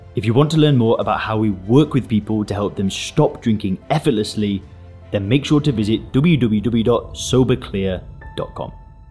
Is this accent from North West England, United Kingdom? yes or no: yes; Lancashire, North West England, United Kingdom; moved away as an adult; now in Thailand; I'm from Lancashire. I'm from the northwest of England.